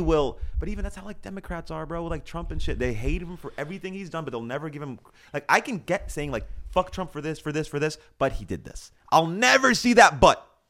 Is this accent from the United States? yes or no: no; Canada; I'm Canadian